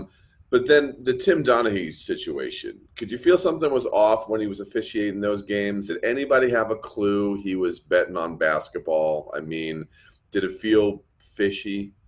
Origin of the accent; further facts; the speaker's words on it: New Jersey, United States; moved away; also born or lived in Reno, Nevada; I grew up in New Jersey.